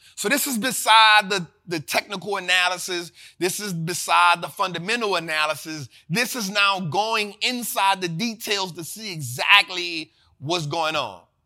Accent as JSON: {"language": "English", "town": "New Orleans", "region": "Louisiana", "country": "United States", "tie": "born or raised there", "said": "born and raised in New Orleans"}